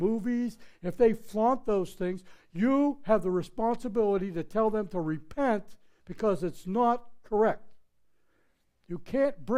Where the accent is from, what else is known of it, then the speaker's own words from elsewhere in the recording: Pittsburgh, Pennsylvania, United States; now in Palm Beach, United States; my hometown, Pittsburgh, Pennsylvania